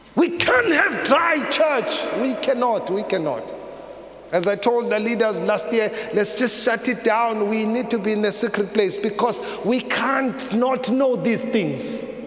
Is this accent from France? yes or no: no; South Africa; as a South African